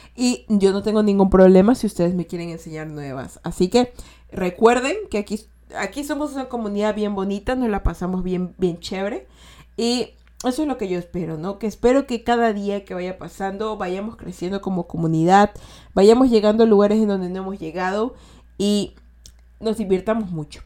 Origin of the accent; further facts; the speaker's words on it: Ecuador; Yo soy de Ecuador y de aquí decimos todo posi